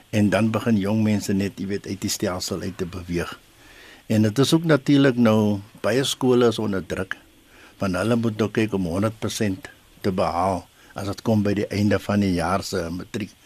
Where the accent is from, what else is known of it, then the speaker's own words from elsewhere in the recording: South Africa; in Suid-Afrika het ons die gewoonte